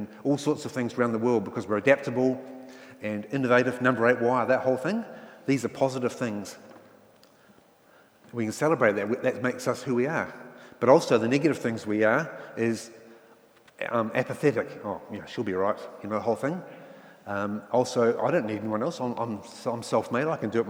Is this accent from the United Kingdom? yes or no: yes; England, United Kingdom; now in New Zealand; And I came from England where class system is very strong, but New Zealand does have a class system, doesn't it?